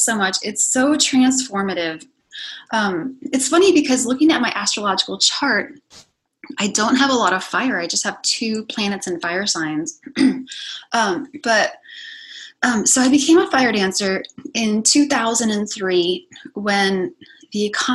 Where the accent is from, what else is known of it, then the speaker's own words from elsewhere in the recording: hometown near Yellow Springs, Ohio, United States; I came back to my hometown